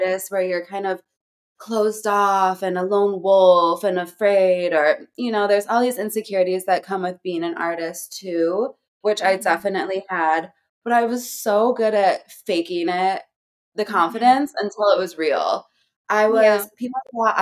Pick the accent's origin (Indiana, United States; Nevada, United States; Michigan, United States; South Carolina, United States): Michigan, United States; Hell; moved away as an adult; also born or lived in New York City; now in Los Angeles, United States; I'm from Hell, Michigan